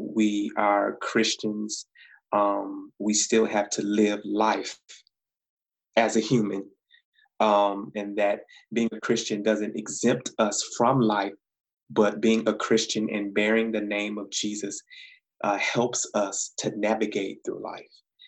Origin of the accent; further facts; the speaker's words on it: Saginaw, Michigan, United States; moved away as an adult; now in Ypsilanti, United States; I grew up in Saginaw